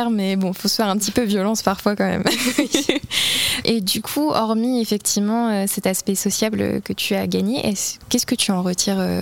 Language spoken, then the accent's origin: French; Normandy, France; je suis originaire de Normandie, j'ai vécu en Normandie toute ma vie.